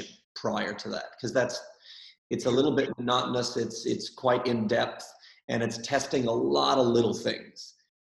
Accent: Minnesota, United States; now in Sydney, Australia; where I grew up in Minnesota

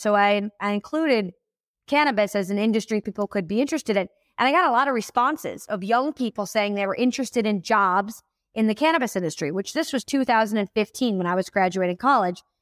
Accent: Buffalo, New York, United States; moved away as an adult; now in Denver, United States; I was born in Buffalo, New York.

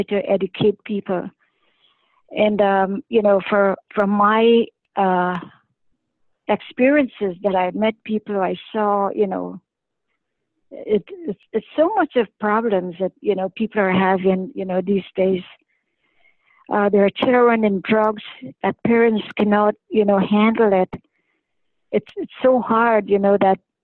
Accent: Canada; I'm a Canadian

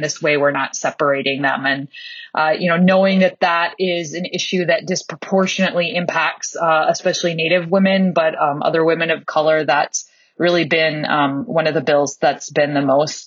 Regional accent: Cass Lake, Minnesota, United States; now in Roseville, United States; I grew up in Cass Lake on the Leech Lake Reservation

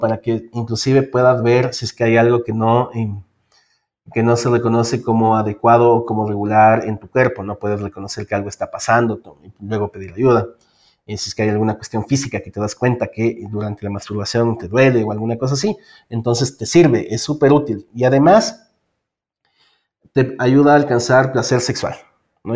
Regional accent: Ecuador; soy eh, del Ecuador, vivo en Quito

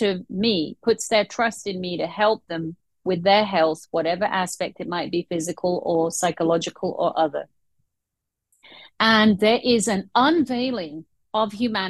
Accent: United States; Absolutely thrilled that I was a woman doctor, thrilled that I was a Muslim, and thrilled I was from the United States.

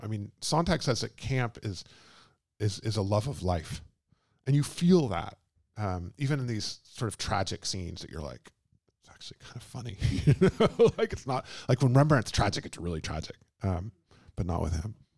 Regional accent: Texas, United States; moved away; also born or lived in London; I'm from Texas and I'm not from California

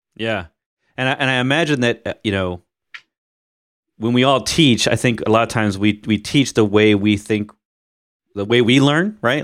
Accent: Missouri, United States; where I grew up in Missouri

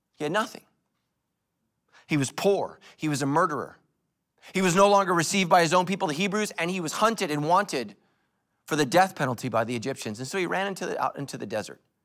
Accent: United States; as American Christians

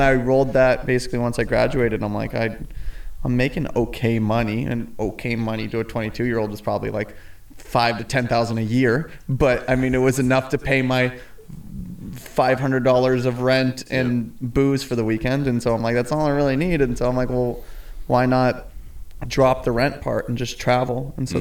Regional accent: Claremont, California, United States; also born or lived in San Diego, California; I grew up just about 45 minutes out here in a town called Claremont

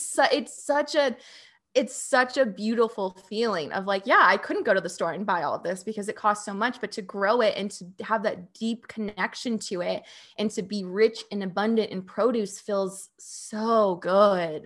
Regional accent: Phoenix, Arizona, United States; moved away as an adult; I was born and raised in Phoenix, Arizona, and that's where I lived for 29 years in the suburbs.

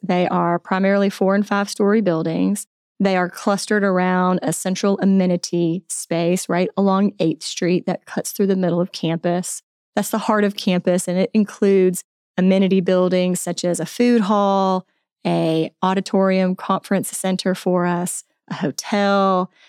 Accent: Alabama, United States; moved away as an adult; also born or lived in Tallahassee, Florida; now in Bentonville, United States; I grew up in Alabama

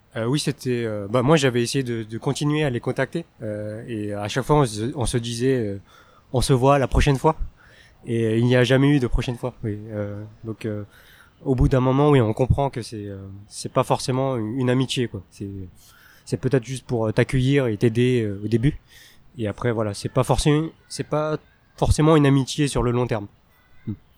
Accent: France; first language Teochew; now in Taiwan; j'ai des origines euh, chinoises, mais je suis né et j'ai grandi en France

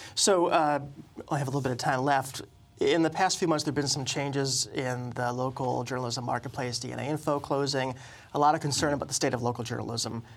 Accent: New England, United States; also born or lived in Boston; I was born in Boston and reared elsewhere in New England

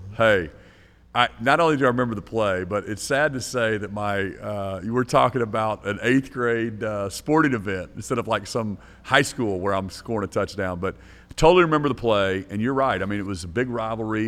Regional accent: Norman, Oklahoma, United States; growing up in Norman

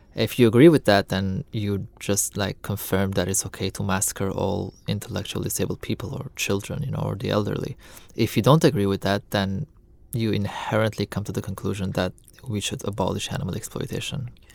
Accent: Lebanon; I'm born and raised in Lebanon

